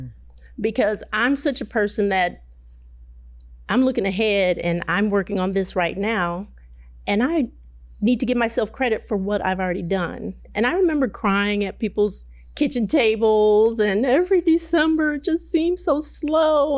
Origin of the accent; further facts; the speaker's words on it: Detroit, Michigan, United States; also born or lived in Midwest; I grew up in Detroit. I moved around the Midwest